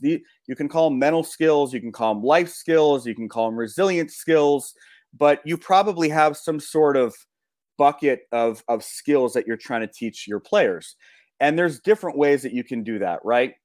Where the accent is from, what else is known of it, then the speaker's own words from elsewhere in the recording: Los Angeles, California, United States; I grew up in Los Angeles